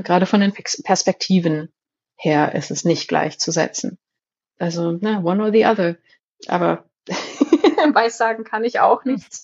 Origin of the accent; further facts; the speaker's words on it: Germany; first language German; also born or lived in Jerusalem; ich bin eine weiße deutsche Frau. Ich bin Bildungsaufsteigerin, aber ich habe keinen Migrationshintergrund. Deutsch ist meine Muttersprache